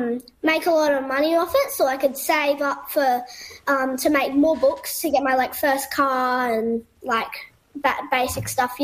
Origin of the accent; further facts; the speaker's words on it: Exmouth, Western Australia, Australia; my hometown here in Exmouth